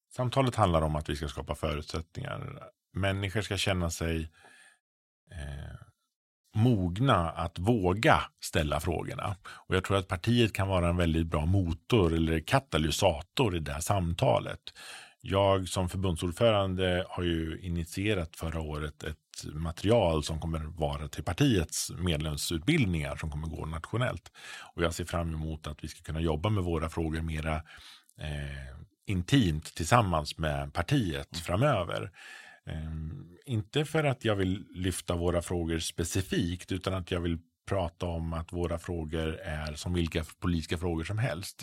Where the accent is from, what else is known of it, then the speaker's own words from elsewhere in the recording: Frövi, Örebro County, Sweden; jag kommer från en liten S-förening hemma i Frövi.